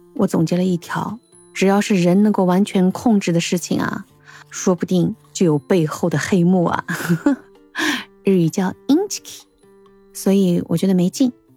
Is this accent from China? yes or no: yes; China; 我们中国人